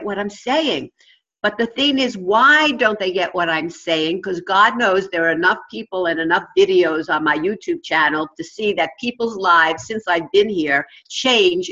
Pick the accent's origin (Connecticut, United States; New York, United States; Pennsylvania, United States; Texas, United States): New York, United States; accent: New York; my New York accent